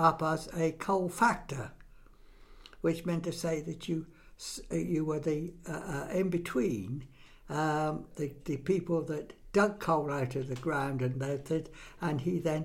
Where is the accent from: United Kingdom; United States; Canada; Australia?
United Kingdom; Exeter, South West England; I'm a townie. I was born in Exeter in 1934. My parents, prior to that, had bought a property in Exeter